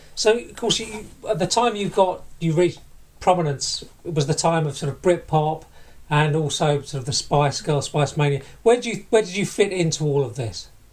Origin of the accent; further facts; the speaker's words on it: Barking, London, United Kingdom; I went to primary and secondary school with Shelley in Barking, where we both grew up